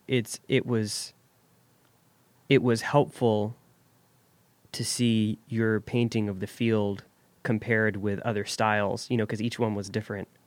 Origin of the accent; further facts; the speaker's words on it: Jackson, United States; I grew up here in Jackson